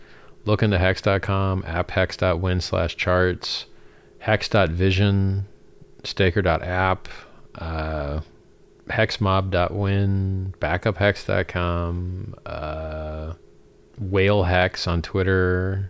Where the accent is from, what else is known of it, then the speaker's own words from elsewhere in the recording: Florida, United States; I'm from Florida as well, Team Florida. It's like a big trailer park of a state that basically is a real-life Jerry Springer show at all times.